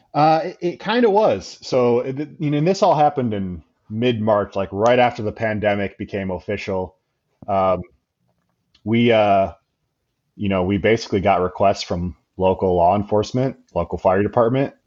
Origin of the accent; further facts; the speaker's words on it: Grand Rapids, Michigan, United States; my hometown of Grand Rapids, Michigan